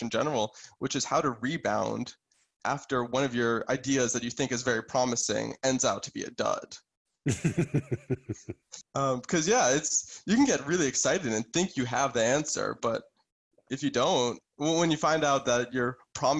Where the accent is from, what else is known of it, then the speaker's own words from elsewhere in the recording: Boston, Massachusetts, United States; I'm from Boston originally